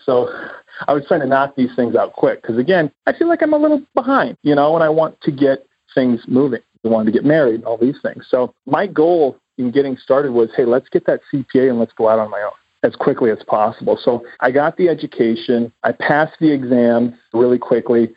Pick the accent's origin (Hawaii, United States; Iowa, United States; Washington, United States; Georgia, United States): Iowa, United States; moved away; also born or lived in Los Angeles; I was a boy from Iowa with a dream